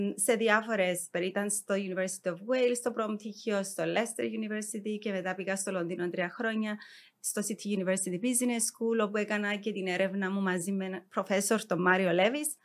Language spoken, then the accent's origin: Greek; Nicosia, Nicosia District, Cyprus; γεννήθηκα στη Λευκοσία.